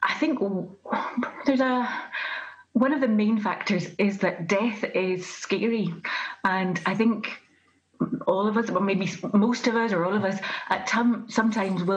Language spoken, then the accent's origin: English; Glasgow, Scotland, United Kingdom; I'm from Glasgow, from the west of Scotland.